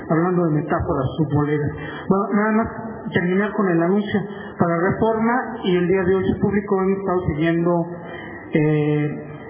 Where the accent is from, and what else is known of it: Mexico